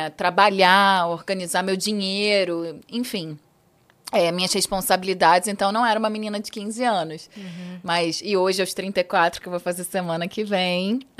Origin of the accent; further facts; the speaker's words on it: Rio de Janeiro, Brazil; moved away as an adult; also born or lived in China; Eu sou carioca da Gemíssima. É, e eu falo isso com muito orgulho, assim. É, nasci na Lapa, literalmente ali no, no berço da boemia carioca.